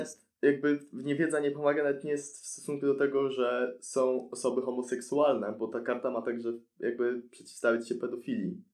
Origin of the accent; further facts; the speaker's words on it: Poland; wychowałem się w takim kraju, w jakim się wychowałem